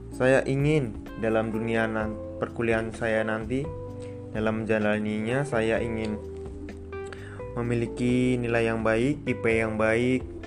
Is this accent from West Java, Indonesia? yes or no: no; Pringsewu, Lampung, Indonesia; Saya berasal dari Pringsewu, Provinsi Lampung